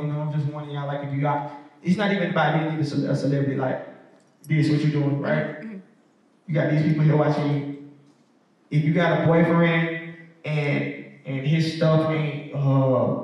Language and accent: English; Decatur, Georgia, United States; I'm from Decatur